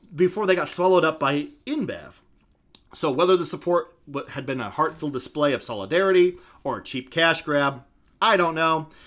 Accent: Idaho, United States; my home state

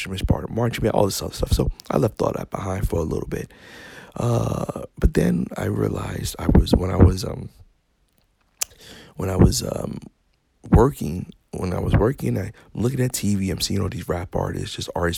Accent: New York City, New York, United States; moved away as an adult; now in Florida, United States; I was raised in Bronx, New York.

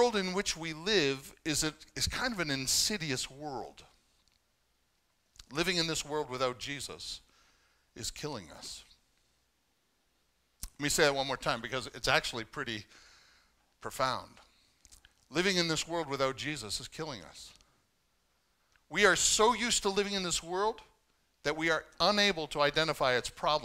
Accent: Canada; growing up as a Canadian

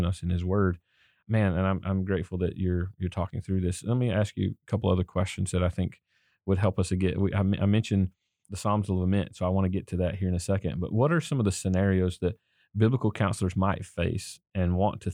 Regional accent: the South, United States; I grew up in the South

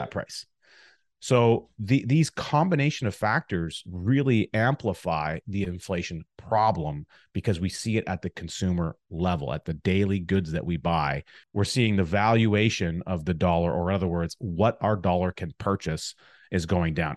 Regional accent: Alberta, Canada; now in Chilliwack, Canada; growing up in Alberta, in a small town in the Alberta area

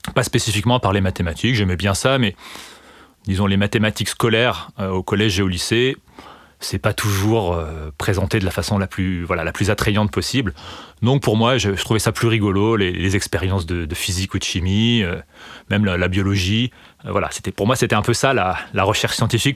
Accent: Remiremont, Grand Est, France; j'ai grandi dans les Vosges, donc dans, l'est de la France, dans une petite ville qui s'appelle Remiremont. Et donc j'ai fait toute ma scolarité jusqu'au lycée à cet endroit-là

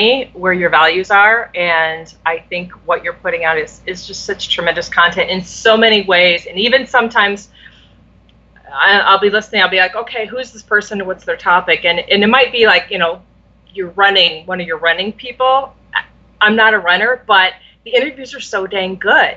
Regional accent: Iowa, United States; I grew up in Iowa

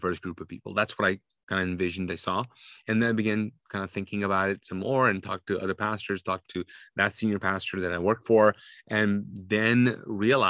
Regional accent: Kuwait; now in United States; I was born and raised in Kuwait as a Sunni Muslim, but I'm actually Pakistani. So I speak Urdu.

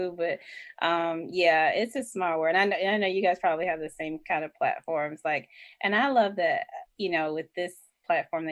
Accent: Atlanta, Georgia, United States; I am from the SWATs, aka Southwest Atlanta.

